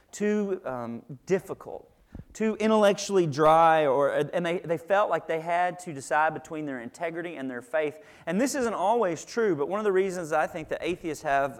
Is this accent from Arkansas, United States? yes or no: yes; Little Rock, Arkansas, United States; I grew up in Little Rock, Arkansas, right next to Little Rock, Arkansas